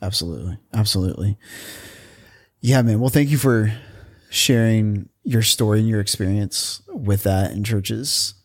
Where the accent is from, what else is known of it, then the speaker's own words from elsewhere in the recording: Indiana, United States; also born or lived in San Francisco; now in Portland, United States; I grew up in Indiana